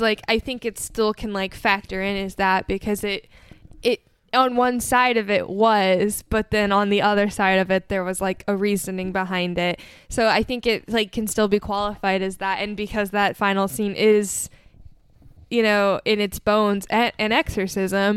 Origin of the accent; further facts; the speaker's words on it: United States; as an American